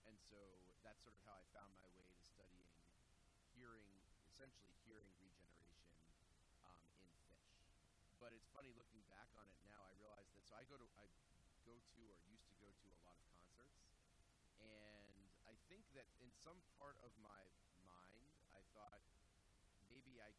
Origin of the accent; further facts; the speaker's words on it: Billerica, Massachusetts, United States; I grew up in a town called Billerica, Massachusetts, which is uh, northwest of Boston. It's a pretty large town in area and, and in population, but there's nothing there